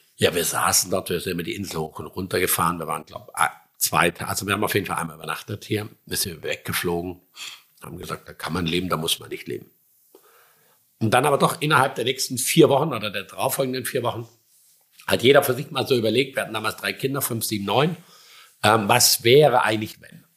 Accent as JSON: {"language": "German", "town": "Schramberg", "region": "Baden-Württemberg", "country": "Germany", "tie": "born or raised there", "moved": "yes", "lives_now": "Sylt, Germany", "said": "Ich komme aus dem Schwarzwald"}